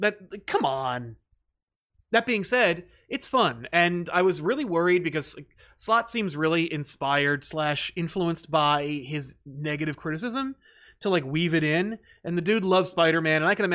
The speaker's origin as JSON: {"language": "English", "country": "United Kingdom"}